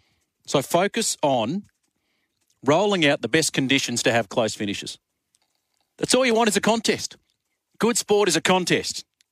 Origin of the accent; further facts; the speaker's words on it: Australia; as an Australian